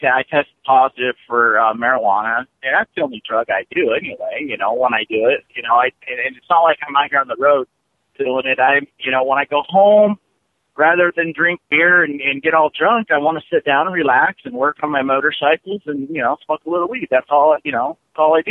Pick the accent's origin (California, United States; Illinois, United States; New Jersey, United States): California, United States; San Diego; moved away as an adult; also born or lived in Los Angeles; I grew up in San Diego